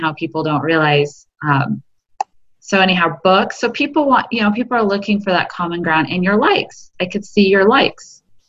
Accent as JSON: {"language": "English", "town": "Eugene", "region": "Oregon", "country": "United States", "also_born_or_lived": "Canada", "moved": "yes", "said": "I'm originally from Oregon."}